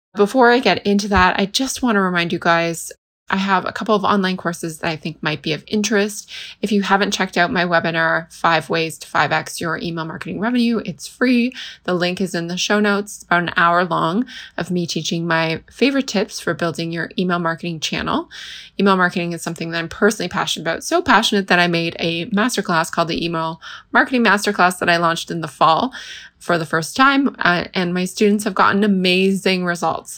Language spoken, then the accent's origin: English; Canada; I'm from Canada